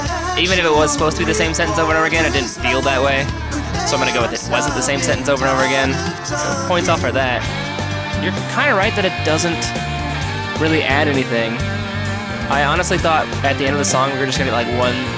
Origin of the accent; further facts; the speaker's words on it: Indiana, United States; now in Wisconsin, United States; I'm from Indiana